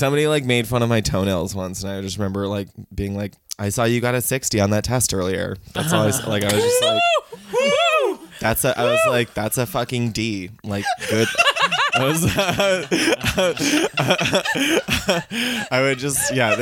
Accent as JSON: {"language": "English", "region": "Vermont", "country": "United States", "tie": "born or raised there", "moved": "yes", "said": "I grew up in Vermont"}